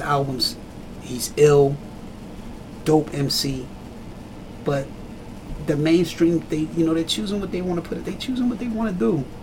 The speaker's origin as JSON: {"language": "English", "town": "Trenton", "region": "New Jersey", "country": "United States", "tie": "born or raised there", "said": "I grew up in Trenton. In Trenton, you know, grew up with a lot of Jamaican heads"}